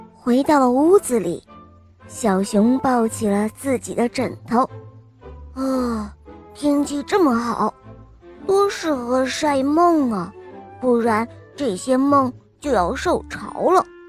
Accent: Emeishan, Sichuan, China; 我今年四岁半了，我来自格梅三四

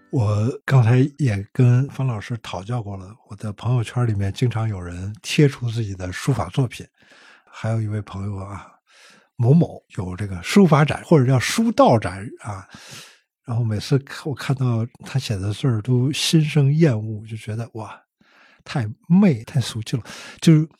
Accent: Beijing, China; 我记得我小时候在大街上还经常能够看到 嗯 题字啊， 嗯 店铺题字， 嗯 北京市百货大楼

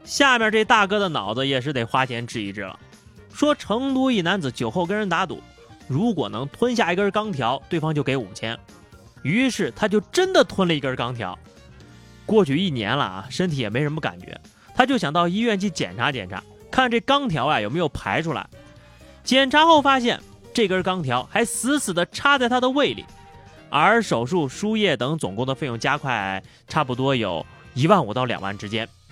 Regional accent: the North, northern China, China; 因为我们北方人买水果都是成箱成袋的买，买蔬菜呀都是成堆的买，买猪肉都是成扇儿的买

